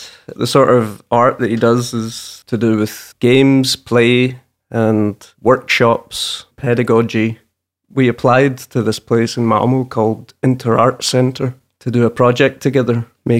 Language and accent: English; Morecambe, North West England, United Kingdom; We grew up in Morecambe.